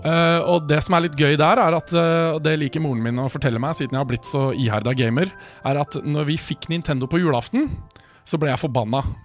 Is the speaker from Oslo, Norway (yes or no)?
no; Årnes, Akershus, Norway; also born or lived in Kongsvinger / Skarnes; når jeg begynte i eh, fjerde klasse, så flytta vi til Årnes